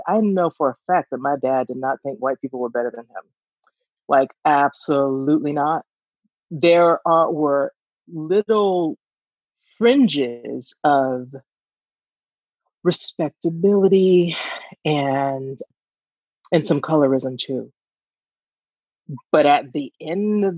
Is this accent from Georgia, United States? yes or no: yes; Georgia, United States; we're from Georgia